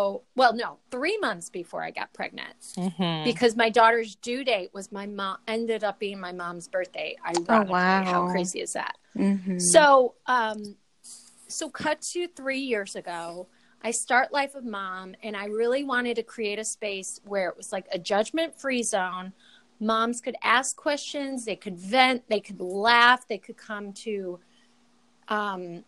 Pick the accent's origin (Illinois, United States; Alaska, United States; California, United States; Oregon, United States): Illinois, United States; Chicago; I'm from the South Side of Chicago